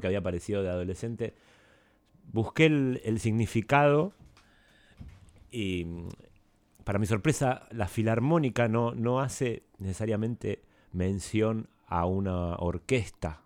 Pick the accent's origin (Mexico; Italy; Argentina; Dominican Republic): Argentina; moved away as an adult; yo crecí acá, digamos, y me siento muy muy argentino